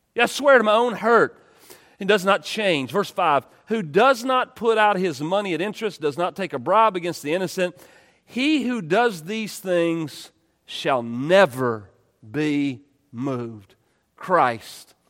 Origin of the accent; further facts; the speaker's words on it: East Texas, United States; I grew up in East Texas